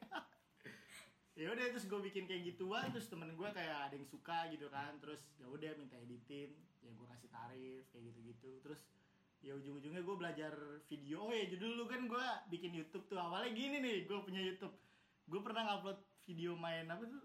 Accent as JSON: {"language": "Indonesian", "region": "Jakarta", "country": "Indonesia", "also_born_or_lived": "Lampung", "said": "Gua asalnya dari Jakarta, cuma lahirnya di Lampung"}